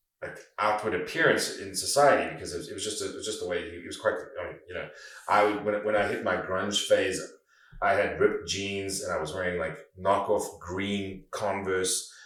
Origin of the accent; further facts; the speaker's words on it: South Africa; growing up in South Africa